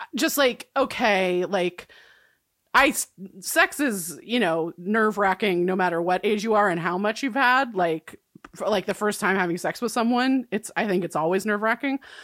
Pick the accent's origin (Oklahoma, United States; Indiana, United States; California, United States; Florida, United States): California, United States; I'm from California